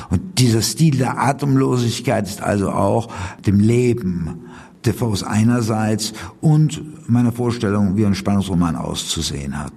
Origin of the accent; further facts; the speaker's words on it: Switzerland; Ich komme ja aus der Schweiz. Da kann man wirklich von einer heilen Welt im Kontrast sprechen, wo wir sogar eine Basisdemokratie haben.